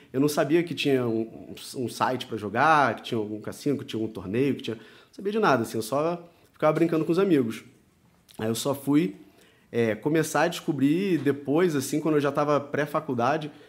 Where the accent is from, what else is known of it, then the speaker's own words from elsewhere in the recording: Rio de Janeiro, Brazil; eu sou do Rio de Janeiro, tenho 37 anos